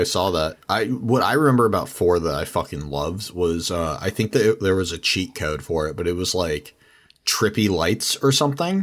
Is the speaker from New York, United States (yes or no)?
no; San Diego, California, United States; I'm from San Diego